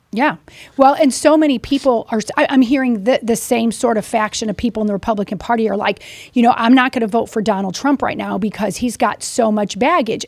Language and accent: English; Missouri, United States; I'm from Missouri.